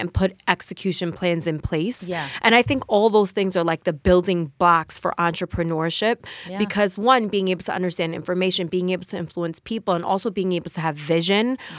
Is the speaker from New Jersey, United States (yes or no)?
yes; Passaic, New Jersey, United States; I am from Passaic, New Jersey. I'm right here from the backyard of New Jersey.